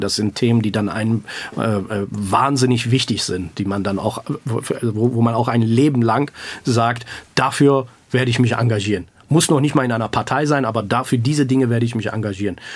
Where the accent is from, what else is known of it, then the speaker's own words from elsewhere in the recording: Grevenbroich, North Rhine-Westphalia, Germany; also born or lived in Iran; ich bin im Iran geboren, aber ich, ich, bin ein Deutscher, ich bin äh, ein Grevenbrocher